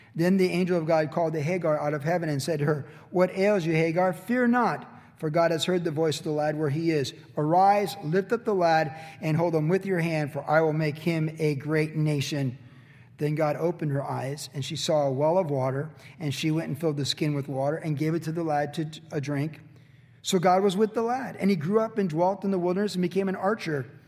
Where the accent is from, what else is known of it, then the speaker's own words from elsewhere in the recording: United States; I'm certainly glad I was born here